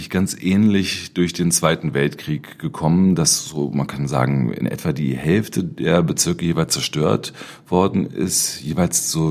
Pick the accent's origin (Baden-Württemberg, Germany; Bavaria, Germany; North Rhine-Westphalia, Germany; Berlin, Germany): Berlin, Germany; Das bezog sich damals vor allen Dingen auf Prenzlauer Berg, wo ich aufgewachsen bin.